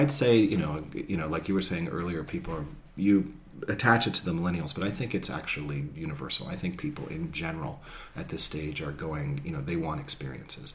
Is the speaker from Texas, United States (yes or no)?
no; Marin County, California, United States; I'm from Marin, we're based in Marin.